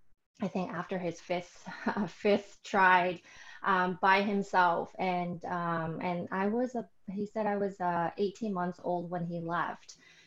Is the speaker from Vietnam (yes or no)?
yes; Vietnam; I was born in Vietnam